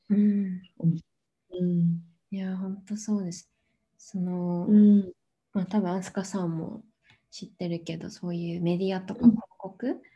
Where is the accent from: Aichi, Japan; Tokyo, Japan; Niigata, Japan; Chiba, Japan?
Tokyo, Japan; 私は東京生まれで今も東京に住んでるんですけど